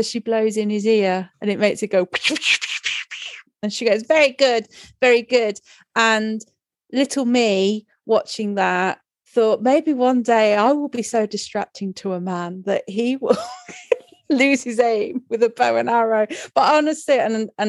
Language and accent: English; Robin Hood part of the country, East Midlands, United Kingdom; I'm from Robin Hood part of the country